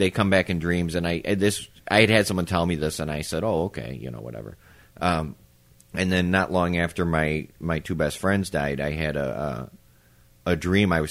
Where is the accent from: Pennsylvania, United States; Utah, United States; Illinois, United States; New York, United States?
Illinois, United States; Palos; we're back where I grew up in Palos at the house in Palos